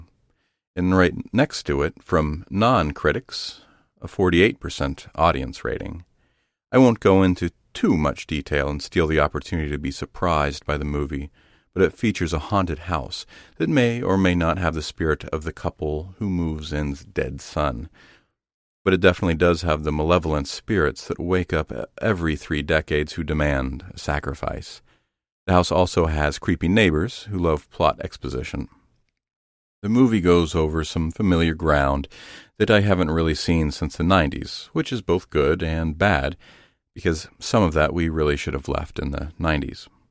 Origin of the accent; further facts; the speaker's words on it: Zanesville, Ohio, United States; growing up in Zanesville, Ohio